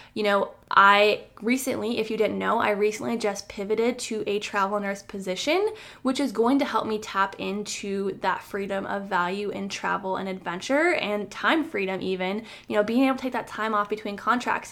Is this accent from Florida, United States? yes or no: no; Iowa, United States; moved away as an adult; now in North Carolina, United States; I moved a thousand miles away to the state of North Carolina from where I originally was born and raised in Iowa